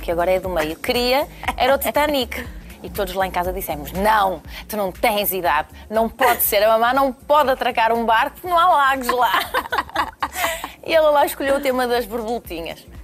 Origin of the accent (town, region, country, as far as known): Portugal